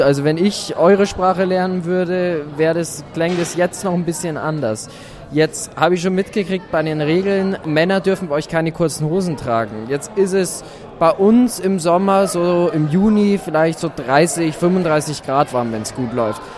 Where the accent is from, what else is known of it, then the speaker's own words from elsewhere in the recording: Germany; bei uns in Deutschland